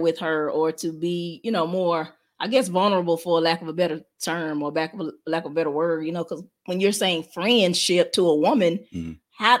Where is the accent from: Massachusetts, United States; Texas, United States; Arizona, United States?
Texas, United States; Dallas; We from the D. From D-Town, from Dallas, Texas.